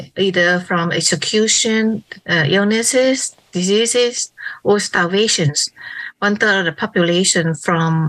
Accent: Phnom Penh, Cambodia; moved away; also born or lived in Thailand; my hometown in Phnom Penh

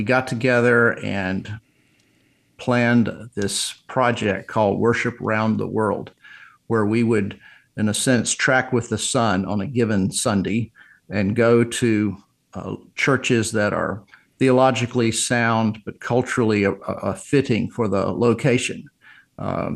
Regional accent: Virginia, United States; I go back to my hometown in Virginia and found my house that I grew up, where I grew up

